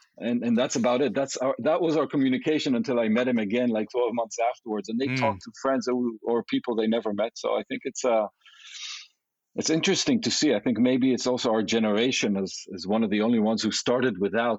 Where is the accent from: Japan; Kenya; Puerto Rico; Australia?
Japan; born there; also born or lived in Israel / London; I was born in Asia, in Japan, and then I traveled to Israel and then to London.